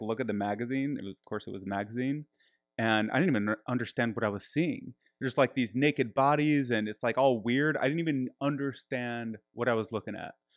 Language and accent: English; Michigan, United States; I grew up in Michigan.